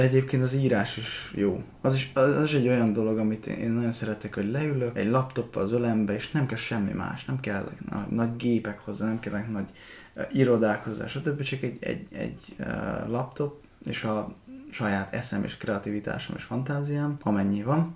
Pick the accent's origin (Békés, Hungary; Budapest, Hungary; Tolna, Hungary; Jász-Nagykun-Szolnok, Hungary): Békés, Hungary; Békéscsaba; moved away; Békés Csabán születtem